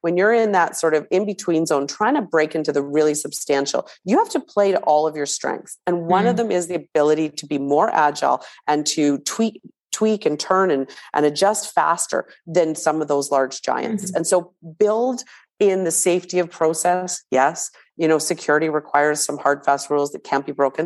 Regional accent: Canada; we're Canadian

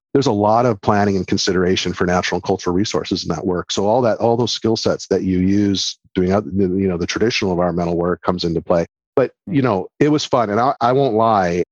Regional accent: Toledo, Ohio, United States; moved away; also born or lived in Oak Harbor, Ohio; am from Ohio, actually, originally

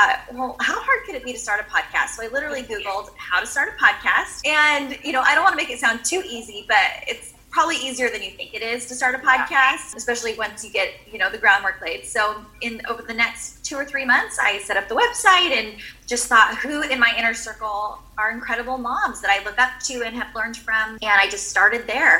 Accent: San Diego, California, United States; moved away as an adult; now in Camarillo, United States; I'm originally from San Diego, California, but right now we're living just north of Los Angeles in Camarillo

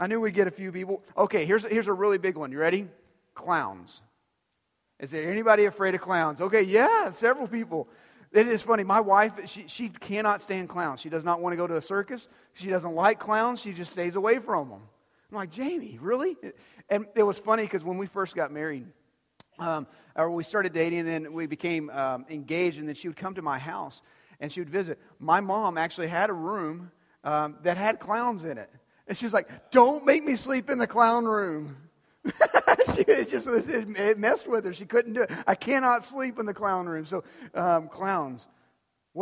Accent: Dumas, Texas, United States; where I grew up in Dumas, we actually had alleys

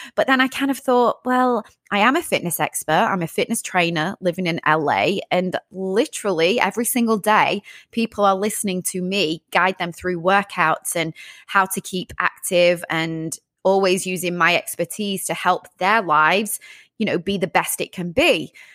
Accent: Sheffield, Yorkshire and the Humber, United Kingdom; moved away as an adult; also born or lived in London, United Kingdom; now in Los Angeles, United States; originally from the UK, from the north part of England near Manchester, a place called Sheffield.

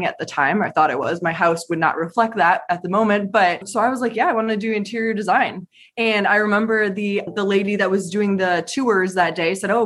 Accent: Michigan, United States; now in Raleigh, United States; I'm currently in Raleigh, North Carolina from the Michigan area.

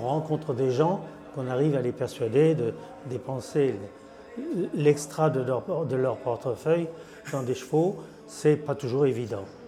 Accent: France; en tant que Français

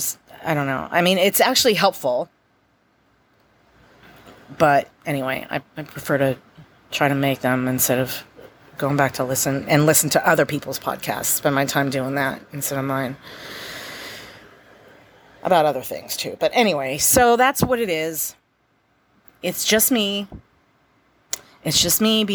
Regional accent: United States; I'm an American

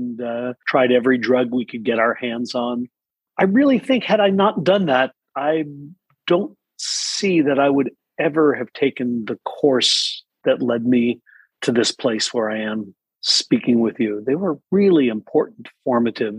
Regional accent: Chicago, Illinois, United States; also born or lived in Ithaca, New York; I was raised largely in the Chicago area.

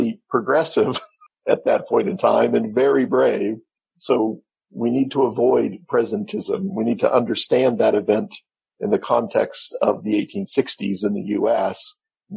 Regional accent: Independence, Missouri, United States; I was raised in Independence, Missouri

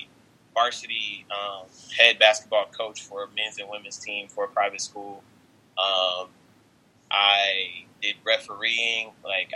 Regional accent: Dallas, Texas, United States; I am from Dallas, Texas

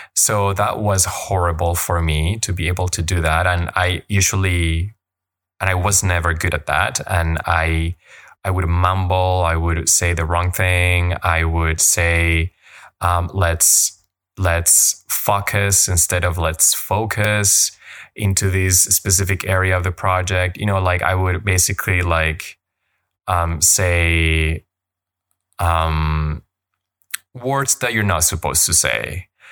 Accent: Colombia; first language Spanish; English is a second language; moved away as an adult; now in Canada; I grew up in Colombia, and my first language is Spanish, and I moved to Canada when I was eighteen

